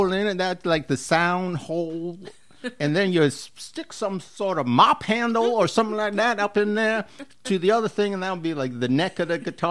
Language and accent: English; New York City, New York, United States; I grew up in the Bronx